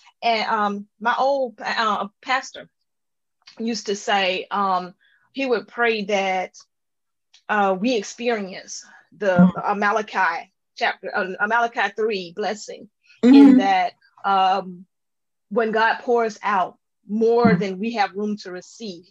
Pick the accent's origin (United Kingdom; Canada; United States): United States; LaGrange, Georgia; moved away; I grew up in LaGrange, Georgia, on the other side of the state.